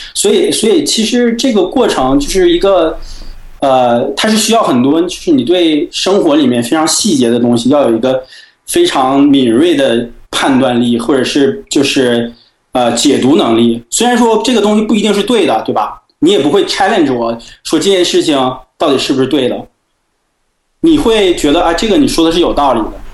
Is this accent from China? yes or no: yes; China; 我们中国人